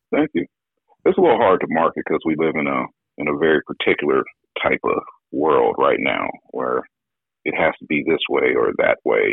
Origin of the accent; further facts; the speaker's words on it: Bay Area, California, United States; we're from the Bay Area, man, and I play saxophone